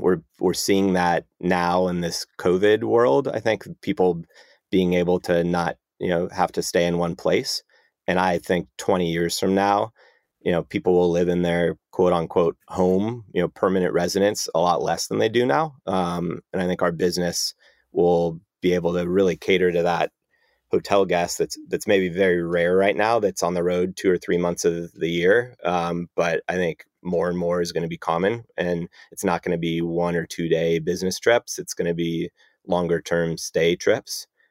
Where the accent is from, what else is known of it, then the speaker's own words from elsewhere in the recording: San Ramon, California, United States; moved away as an adult; now in Los Angeles, United States; left San Ramon where I grew up and came to L A for school